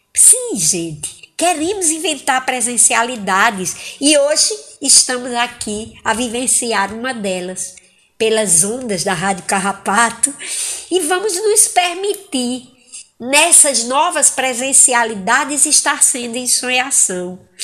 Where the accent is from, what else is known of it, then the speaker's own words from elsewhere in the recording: Angicos, Rio Grande do Norte, Brazil; now in Fortaleza, Brazil; Angicos, no Rio Grande do Norte, terra em que nasci